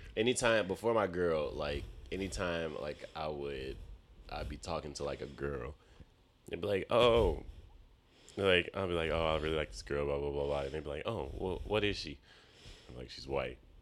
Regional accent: Chicago, Illinois, United States; moved away; I'm from Chicago

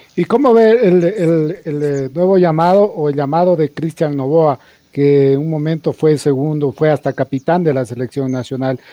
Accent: Ecuador

